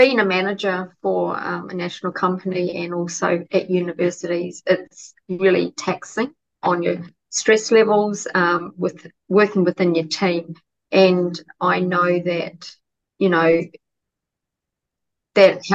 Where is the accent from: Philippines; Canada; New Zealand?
New Zealand; now in Australia; I'm originally from New Zealand, but lived in Australia for a long time